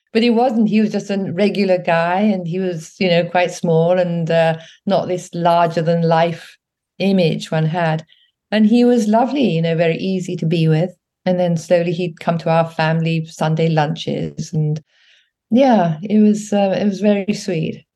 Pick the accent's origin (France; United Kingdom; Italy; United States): United Kingdom; England; also born or lived in Africa; when I came back to England, I was about eight or nine years old